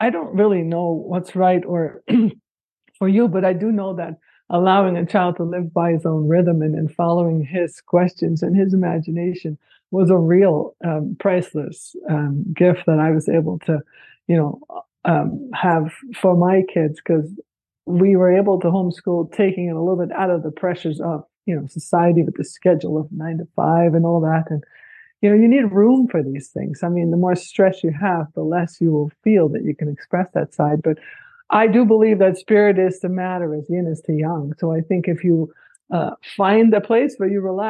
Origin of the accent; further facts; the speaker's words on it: Netherlands; moved away as an adult; now in Paradise Valley, United States; I grew up in the Netherlands